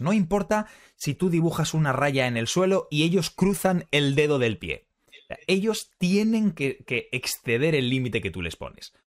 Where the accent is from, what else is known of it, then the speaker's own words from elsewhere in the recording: Spain; somos españoles